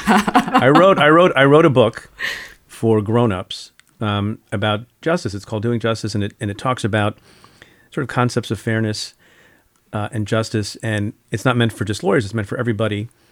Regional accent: India; moved away; I'm from India, was born in India

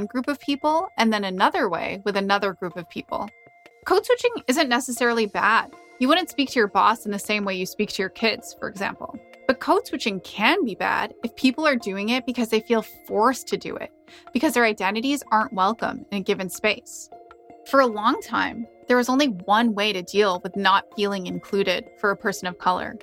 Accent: Canada; I might refer to myself as Indian, Indo-Canadian, or I might just say that I'm Canadian

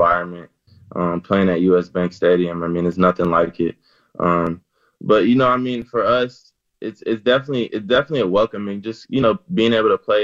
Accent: New Orleans, Louisiana, United States; moved away as an adult; also born or lived in Alabama; now in Minnesota, United States; I'm from New Orleans

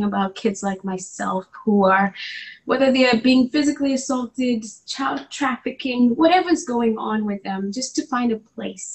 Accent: Nairobi, Kenya; moved away as an adult; also born or lived in New Jersey / Oklahoma / Atlanta; I was born and raised in Nairobi, Kenya

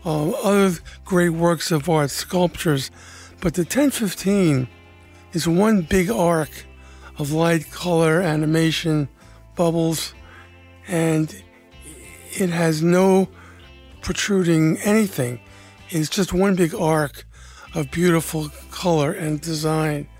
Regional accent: New York City, New York, United States; I grew up in the Northeast Bronx, New York, and I lived in an apartment house

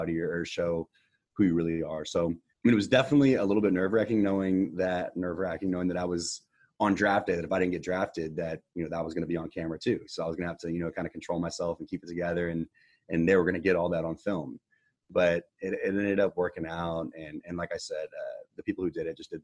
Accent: Houston, Texas, United States; growing up in Houston, going to Texans games my entire life

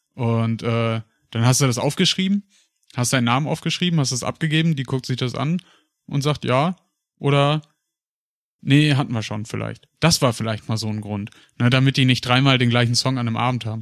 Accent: Paderborn, North Rhine-Westphalia, Germany; moved away; zurück in die Heimat nach Paderborn. Und äh, auch wenn Libori, das äh, riesige Volksfest bei uns in Paderborn

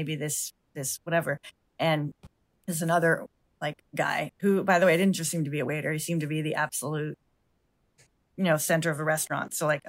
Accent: United States; I'm American.

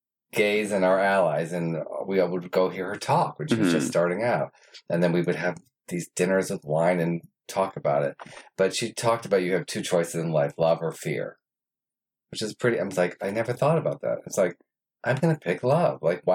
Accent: New York, United States; moved away; I came out here from New York and I thought, oh, I had to be jaded and sarcastic and all that stuff.

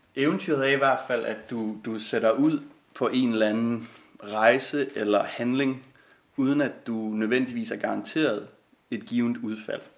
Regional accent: Klitmøller, North Denmark Region, Denmark; jeg er vokset op ved Vesterhavet i den lille fiskerby Klitmøller

